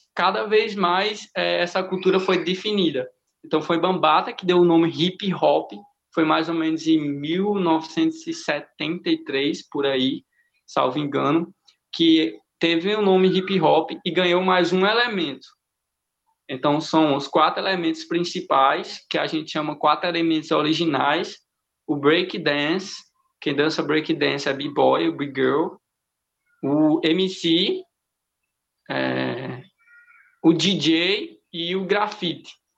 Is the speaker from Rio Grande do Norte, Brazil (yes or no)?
yes; Currais Novos, Rio Grande do Norte, Brazil; now in Caicó, Brazil; minha cidade é Currais Novos, que eu sou de Currais, mas eu moro em Caicó